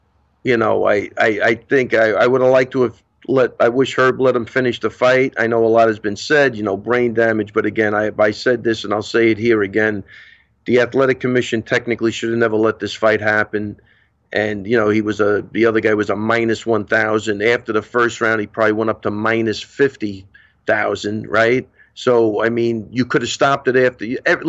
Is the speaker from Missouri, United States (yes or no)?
yes; Missouri, United States; You know, I'm from Missouri. You got to show me.